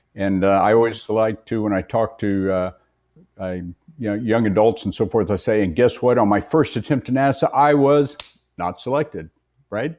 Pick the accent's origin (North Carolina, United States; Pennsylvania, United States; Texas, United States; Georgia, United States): Texas, United States; West; as a young boy growing up in West Texas